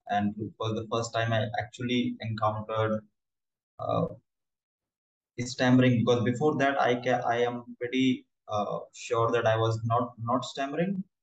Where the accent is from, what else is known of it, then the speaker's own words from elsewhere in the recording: New Delhi, Delhi, India; I'm from New Delhi, India. And uh, I'm 26 years old.